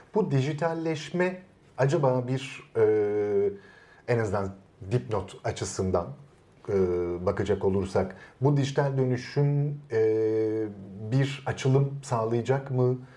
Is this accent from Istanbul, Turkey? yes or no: yes; Istanbul, Turkey; İstanbul'un kitaba erişimi olmayan bir Taşra mahallesinde büyüdüm ben